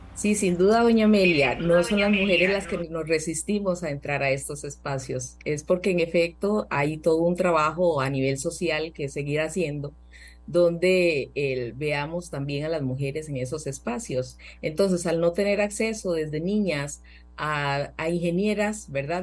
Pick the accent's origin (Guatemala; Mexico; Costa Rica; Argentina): Costa Rica; soy una ciudadana costarricense